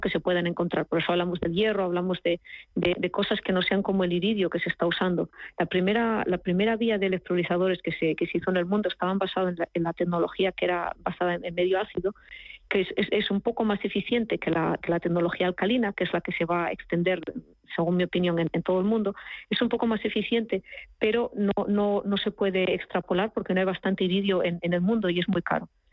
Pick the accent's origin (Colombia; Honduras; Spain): Spain; Asturias; now in Germany; En la región de, de donde yo vengo, de Asturias